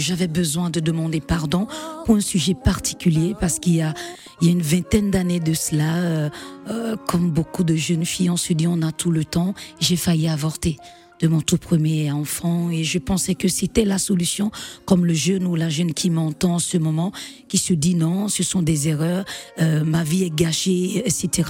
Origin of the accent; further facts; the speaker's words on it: Benin; also born or lived in Martinique / Guadeloupe; je rentre chez moi au Bénin